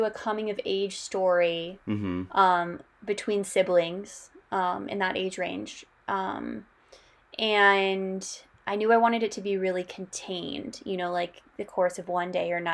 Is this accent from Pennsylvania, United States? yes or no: no; Denver, Colorado, United States; I'm from Denver, Colorado originally, and then a lot of my family is in Oklahoma City.